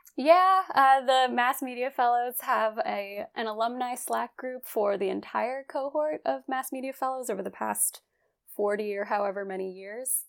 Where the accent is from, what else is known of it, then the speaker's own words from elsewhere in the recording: West Virginia, United States; I'm from West Virginia. I grew up there